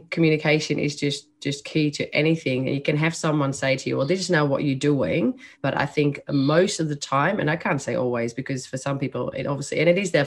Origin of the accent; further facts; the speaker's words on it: Netherlands; accent: Dutch; English is a second language; moved away as an adult; now in Australia; As you can hear by my accent, I was born in the Netherlands. So that's where that accent and the name comes from.